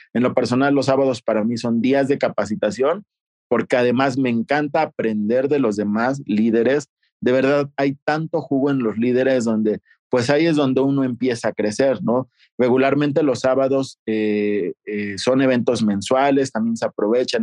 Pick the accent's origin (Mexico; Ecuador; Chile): Mexico; Toluca, State of Mexico; moved away as an adult; also born or lived in Guadalajara / Aguascalientes; Yo soy originario de Toluca, Estado de México, pero no inicié aquí